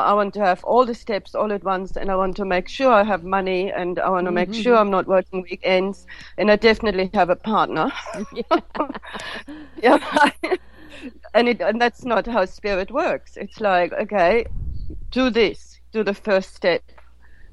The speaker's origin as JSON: {"language": "English", "country": "Germany", "tie": "born or raised there", "also_born_or_lived": "India", "moved": "yes", "said": "I grew up in Germany with parents that basically didn't acknowledge emotions at all"}